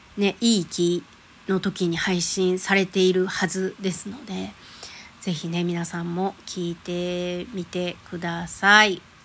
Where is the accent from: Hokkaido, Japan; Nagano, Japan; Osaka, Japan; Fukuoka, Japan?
Osaka, Japan; moved away; also born or lived in Sumatra; 大阪生まれ、大阪育ちです。